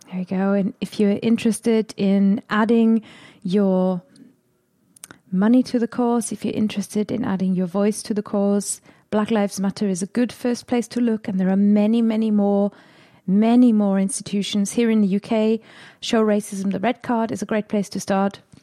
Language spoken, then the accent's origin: English; Germany; accent: German; first language German; English is a second language; moved away as an adult; also born or lived in England; now in United Kingdom; When I first came to England, I didn't really wanna be heard as German